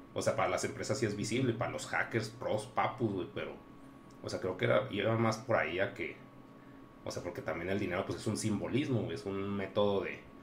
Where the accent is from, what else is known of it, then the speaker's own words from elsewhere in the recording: Mexico; somos de México